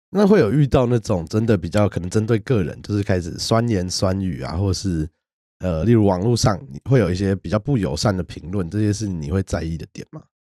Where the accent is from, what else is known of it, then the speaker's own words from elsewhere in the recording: Taipei, Taiwan; 我从小都在台北长大，是。那我以前住的地方在万方社区， 就我们讲靠木栅，把沙那边。嗯。那我小时候开始会讲台语，也是因为我在阿妈家长大